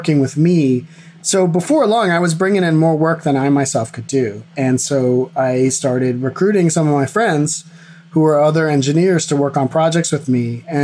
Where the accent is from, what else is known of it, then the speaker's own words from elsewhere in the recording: East Coast of the U.S., United States; moved away as an adult; also born or lived in Boston area; now in California, United States; I grew up on the East Coast of the U.S.